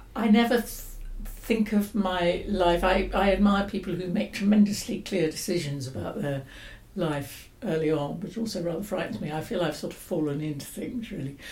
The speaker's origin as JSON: {"language": "English", "region": "London", "country": "United Kingdom", "tie": "born or raised there", "moved": "yes", "lives_now": "Oxford, United Kingdom", "said": "I grew up in London in the 50s and 60s and went to London schools"}